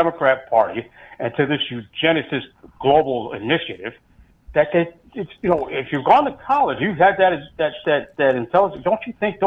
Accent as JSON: {"language": "English", "country": "United States", "said": "I'm an American who happens to be black and proud of it"}